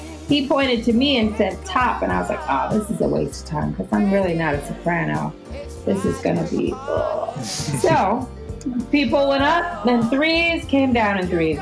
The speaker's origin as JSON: {"language": "English", "town": "St. Louis", "region": "Missouri", "country": "United States", "moved": "yes", "lives_now": "Los Angeles, United States", "said": "I'm from St. Louis, Missouri originally. I live in Los Angeles now."}